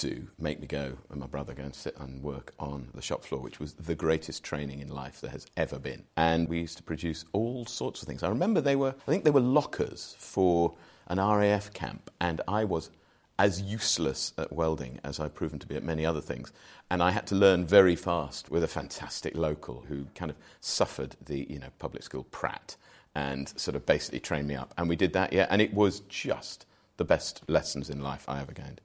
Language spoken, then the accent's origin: English; Wolverhampton, Shropshire, West Midlands, United Kingdom; moved away as an adult; also born or lived in Shrewsbury; now in London, United Kingdom; Proudly born and bred in Wolverhampton, but moved out into Shropshire, went to school in Shrewsbury.